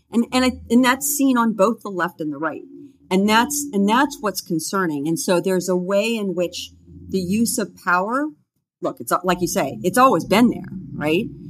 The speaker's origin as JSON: {"language": "English", "country": "United States", "tie": "born or raised there", "said": "growing up in the United States"}